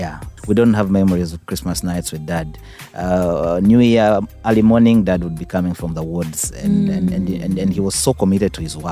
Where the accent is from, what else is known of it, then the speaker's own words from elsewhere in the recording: Zombo District, Northern Region, Uganda; also born or lived in Kampala; where I was born, I don't think many of you have even know it exists in the first place. So, it's about 370 kilometers from the capital in a small village called War. It's in a district called Zombo.